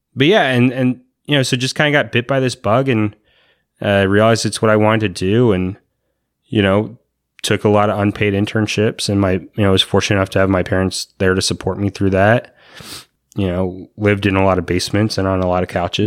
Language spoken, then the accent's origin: English; Virginia, United States; moved away as an adult; now in Anaheim, United States; I grew up in Virginia